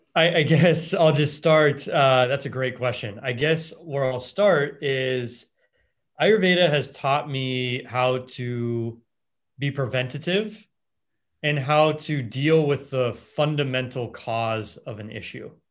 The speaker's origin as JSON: {"language": "English", "town": "Los Angeles", "region": "California", "country": "United States", "tie": "born or raised there", "said": "I grew up in Los Angeles"}